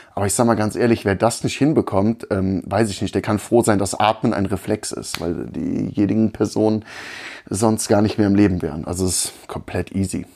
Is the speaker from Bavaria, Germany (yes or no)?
no; North Rhine-Westphalia, Germany; moved away as an adult; now in Augsburg, Germany; als Rheinländer